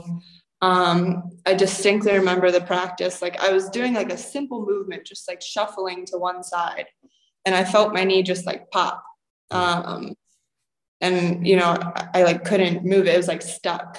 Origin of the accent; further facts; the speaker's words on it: Akron, Ohio, United States; moved away as an adult; now in Cyprus; I'm from Akron area